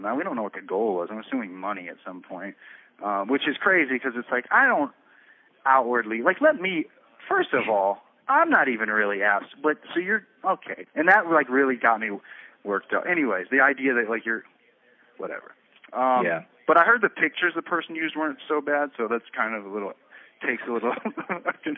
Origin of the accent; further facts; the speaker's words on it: Florida, United States; I was from Florida